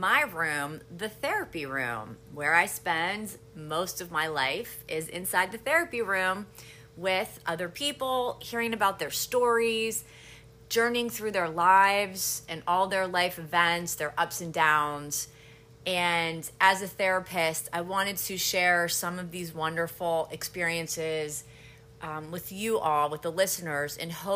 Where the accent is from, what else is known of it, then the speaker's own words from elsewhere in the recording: Pittsburgh, Pennsylvania, United States; moved away as an adult; also born or lived in Miami, Florida; now in Aventura, United States; I'm originally from the Squirrel Hill section of Pittsburgh